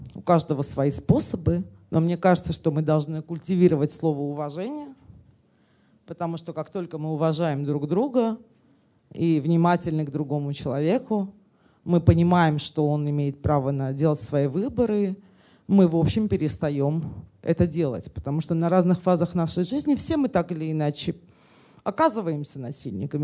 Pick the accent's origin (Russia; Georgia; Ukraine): Russia; я этническая армянка и говорю, мы русские, но я русская